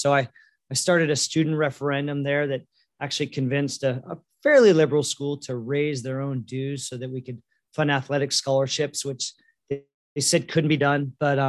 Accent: Newport Beach, California, United States; now in Long Beach, United States; So kind of did the every other weekend thing growing up, but kind of born in Long Beach, grew up in Newport, every other weekend here. And then after college, I came back here

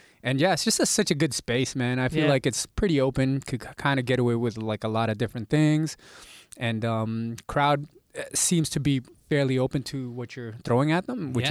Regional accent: Mississauga, Ontario, Canada; also born or lived in Manila, Philippines / Toronto; we kind of moved to Mississauga

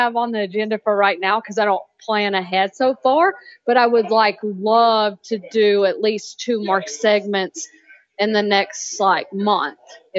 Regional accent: Waynesville, North Carolina, United States; accent: Southern drawl; I'm from Waynesville, North Carolina, which is like about 30 minutes from Asheville, which is the closest big city, because I'm from like a very small town.

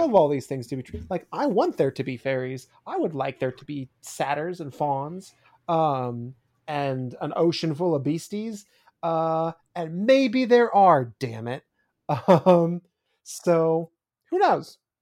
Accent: United States; growing up in the States

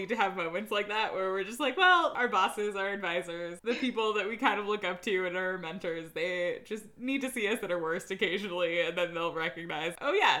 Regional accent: Washington, United States; moved away as an adult; also born or lived in Maine; I grew up in Washington and I'm stoked to be back here

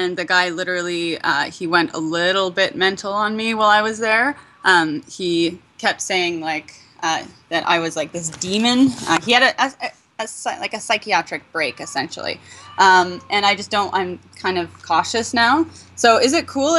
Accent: Canada; moved away; I lived in Canada, I grew up in Canada, in a place where we had no black people

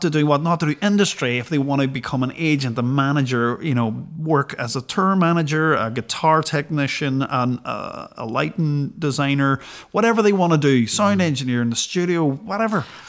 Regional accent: Derry, Northern Ireland, United Kingdom; growing up in Derry

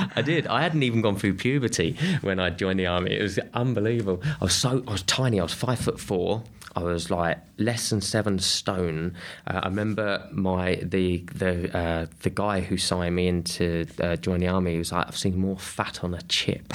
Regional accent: Kent, South East England, United Kingdom; I grew up in Kent

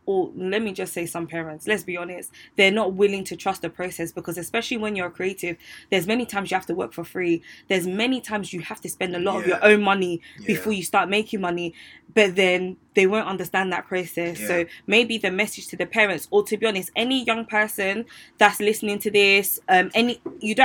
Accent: Ghana; I'm also Ghanaian

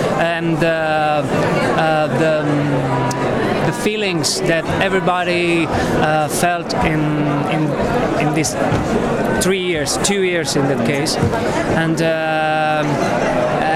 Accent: Italy; I'm from Italy

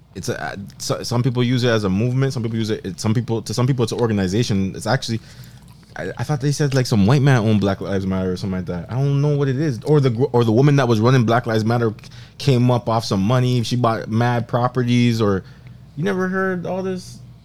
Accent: Montreal, Quebec, Canada; I was born in Montreal

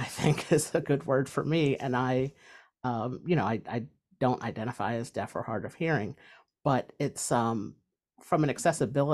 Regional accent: New Jersey, United States; I'm from New Jersey

